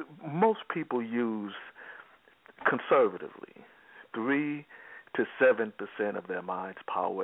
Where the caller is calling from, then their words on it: Texas, United States; I'm calling from Texas.